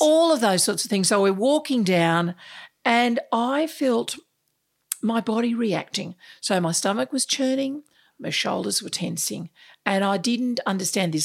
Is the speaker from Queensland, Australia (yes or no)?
no; Sydney, New South Wales, Australia; moved away as an adult; now in Melbourne, Australia; I grew up in Sydney, in the Sutherland Shire